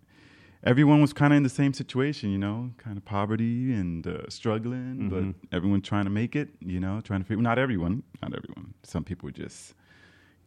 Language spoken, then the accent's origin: English; New York City, New York, United States; born and raised in Brooklyn, New York, Williamsburg, Dominican descent.